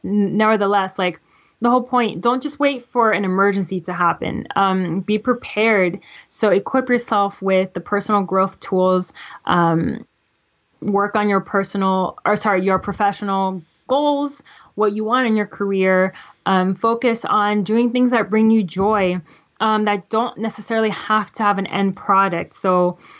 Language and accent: English; Florida, United States; I'm from Florida